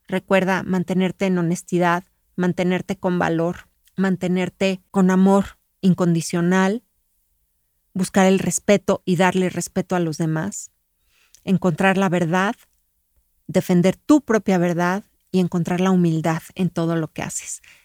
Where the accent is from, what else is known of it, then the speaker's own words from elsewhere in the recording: Mexico; yo soy mexicana